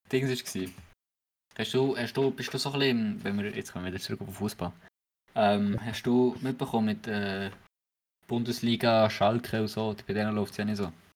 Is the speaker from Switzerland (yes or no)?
yes; Switzerland